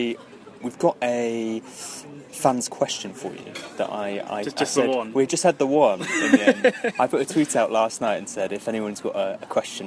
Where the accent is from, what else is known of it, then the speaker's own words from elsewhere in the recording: Stroud, South West England, United Kingdom; I'm actually from Stroud. I grew up in Stroud.